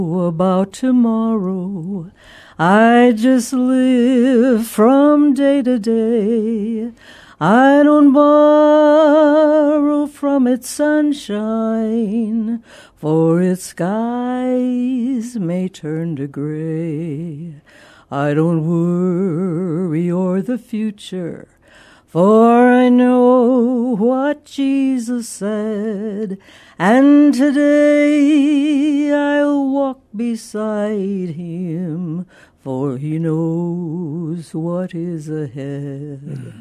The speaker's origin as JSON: {"language": "English", "town": "Grand Marais", "region": "Minnesota", "country": "United States", "tie": "born or raised there", "said": "And up in the tip of Minnesota, the Arrowhead, it's called, Lake Superior. My dad was a commercial fisherman on Lake Superior, lived in a little town called Grand Marais, Minnesota."}